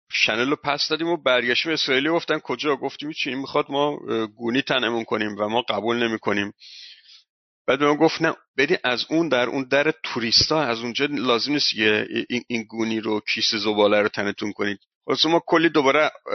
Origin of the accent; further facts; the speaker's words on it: Iran; ما ایرانی هستیم